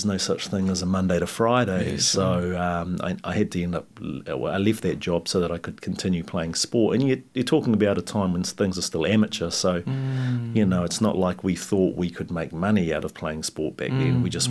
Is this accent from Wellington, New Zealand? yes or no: yes; Wellington, New Zealand; I grew up in Wellington, all around, mostly around Nio, Crofton Downs area.